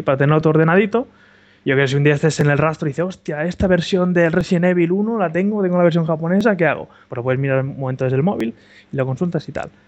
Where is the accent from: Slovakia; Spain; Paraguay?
Spain; Barcelona, Catalonia; also born or lived in Andorra; yo soy de Barcelona